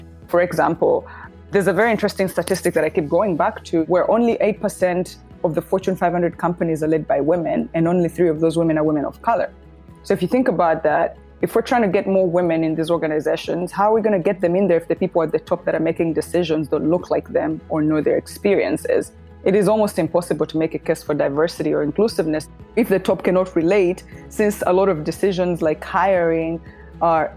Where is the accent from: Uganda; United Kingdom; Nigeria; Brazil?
Uganda; moved away as an adult; also born or lived in New York City; I was born and raised in Uganda, and until 8 years ago, I lived in Uganda, and then decided to pack my life in a bag and move to New York City